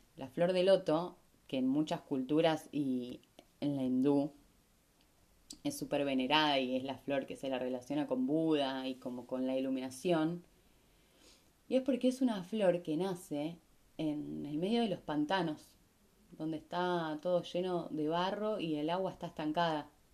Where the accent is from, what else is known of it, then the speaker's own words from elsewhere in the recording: Rosario, Santa Fe, Argentina; moved away as an adult; also born or lived in Capilla del Monte, Córdoba, Argentina; yo vengo de Rosario